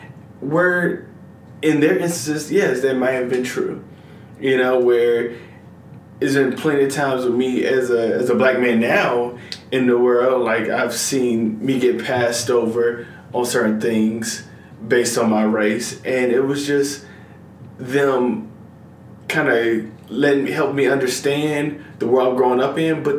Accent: Atlanta, Georgia, United States; I grew up in Metro Atlanta

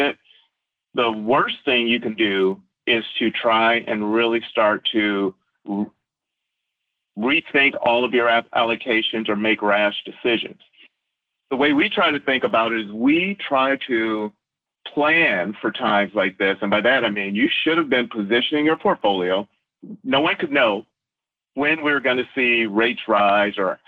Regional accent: Flint, Michigan, United States; also born or lived in New York; hometown, I'm born and raised in Flint, Michigan

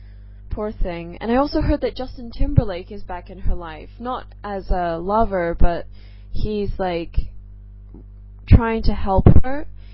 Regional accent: England, United Kingdom; now in Singapore; Anyways, basically, I live in Singapore. I am originally from England, but I totally don't sound British. I know I don't have that cute English accent that, you know, I once did.

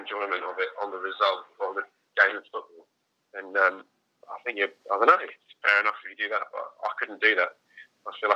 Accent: Hastings, South East England, United Kingdom; moved away; also born or lived in Canterbury; when I moved away from Hastings

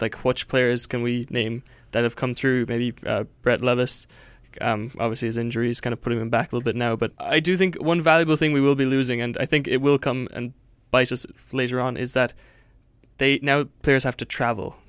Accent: Cork, Munster, Ireland; my hometown of Cork

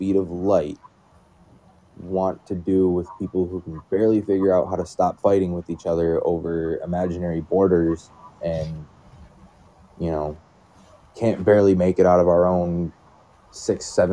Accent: Michigan, United States; I live in Michigan. My whole life, we've had some pretty terrible winters

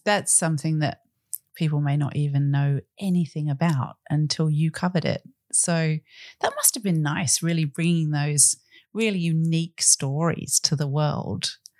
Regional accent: Australia

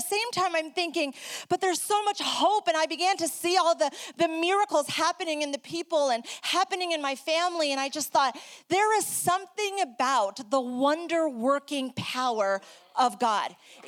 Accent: New York, United States; also born or lived in South America; If you're trying to figure out my accent, don't try. I am originally from New York. I grew up in South America, hablando español.

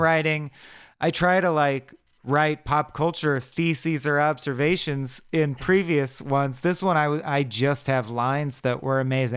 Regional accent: United States; I am an American

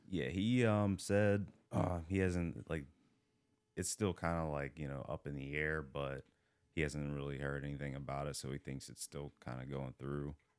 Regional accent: Hagerstown, Maryland, United States; also born or lived in Baltimore; I grew up in Hagerstown. Um, I grew up also in Baltimore, like, here and there

